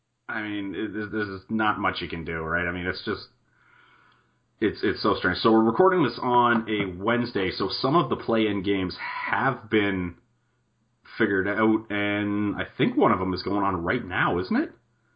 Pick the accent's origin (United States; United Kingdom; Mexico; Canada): Canada; we're Canadian up